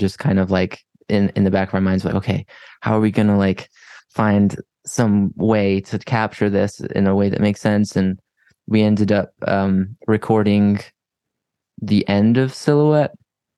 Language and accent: English; Heber City, Utah, United States; now in Salt Lake City, United States; I grew up in Heber City